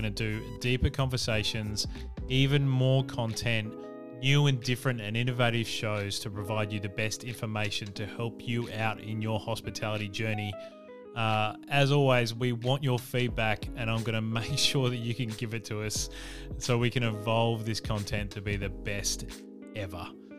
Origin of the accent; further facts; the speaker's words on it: Adelaide, South Australia, Australia; this fabulous city, which is my hometown.